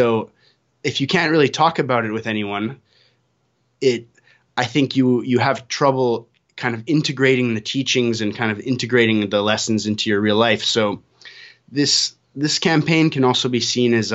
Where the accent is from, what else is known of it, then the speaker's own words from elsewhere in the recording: Canada; now in Costa Rica; I'm a Canadian living in Costa Rica.